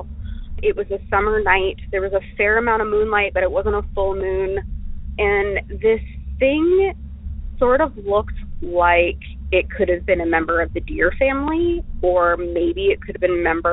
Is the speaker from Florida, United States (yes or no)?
yes; Florida, United States; moved away; I was raised in Florida